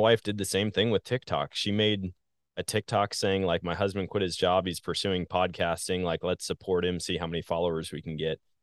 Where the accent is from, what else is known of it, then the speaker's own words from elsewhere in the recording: Wisconsin, United States; moved away as an adult; also born or lived in Missouri / Colorado; now in Southwest Missouri, United States; I live in Southwest Missouri, born and raised in Wisconsin